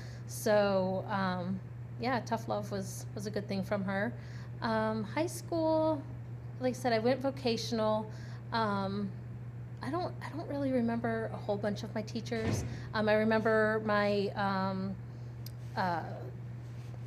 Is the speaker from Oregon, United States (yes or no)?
no; Northfield, Ohio, United States; I grew up in Northfield. So I went to Nordonia High School.